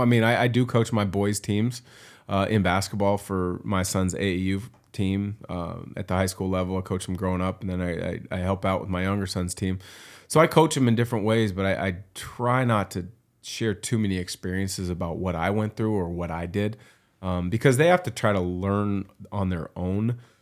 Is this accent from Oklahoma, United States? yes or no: no; Vancouver, Washington, United States; I was still growing up in Vancouver, Washington